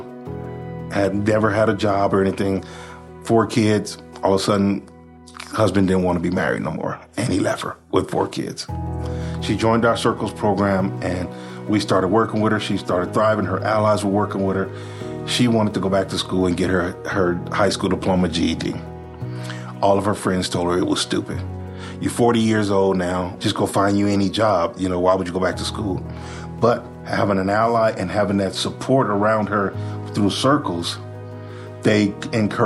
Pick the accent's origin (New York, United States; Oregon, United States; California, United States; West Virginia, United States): California, United States; Compton; moved away as an adult; now in Utah, United States; I come from Compton, California. My mom raised us on assistance